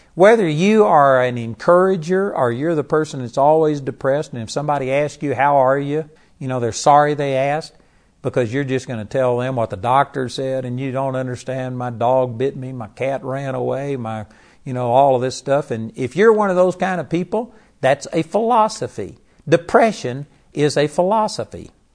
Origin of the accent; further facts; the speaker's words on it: Texas, United States; In Texas, we just grew up talk